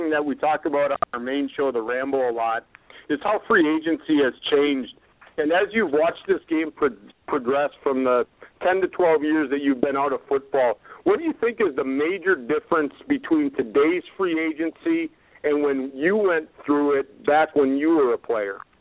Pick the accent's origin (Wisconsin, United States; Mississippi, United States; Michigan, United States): Wisconsin, United States; Green Bay; now in Western Pennsylvania, United States; I actually reside in Western PA, so I reside out in Steeler Nation, even though I'm originally from Green Bay.